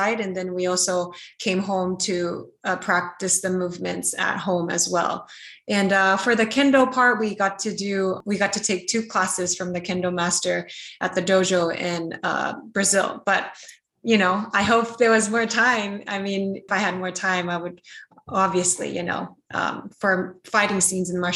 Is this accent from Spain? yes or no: no; Japan; also born or lived in United States; I was born in America and I grew up in Japan